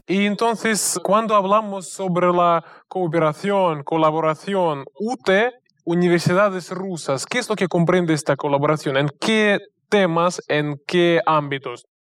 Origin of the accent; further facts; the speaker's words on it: Russia; yo le estoy llamando desde Rusia y soy ruso, de hecho